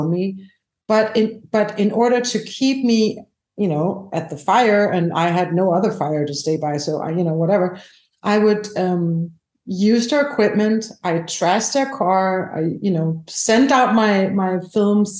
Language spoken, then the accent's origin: English; Denmark; I'm from Europe. We have national funding. So you can get funded nationally. We have something called the Danish Film Institute